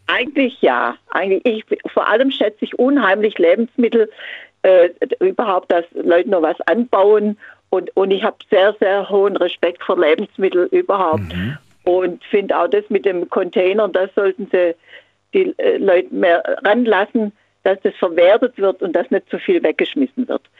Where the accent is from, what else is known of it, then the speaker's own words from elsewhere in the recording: Kaliningrad, Kaliningrad Oblast, Russia; now in Swabia, Germany; Ich komme aus Königsberg gebürtig